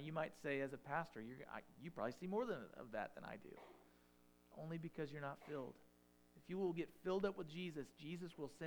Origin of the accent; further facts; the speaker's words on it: United States; we as American Christians